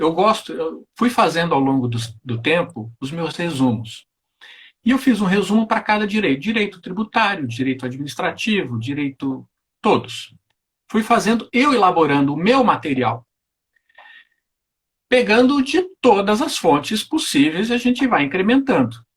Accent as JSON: {"language": "Portuguese", "town": "Porto Alegre", "region": "Rio Grande do Sul", "country": "Brazil", "tie": "born or raised there", "also_born_or_lived": "Rio de Janeiro", "said": "Eu sou natural de Porto Alegre."}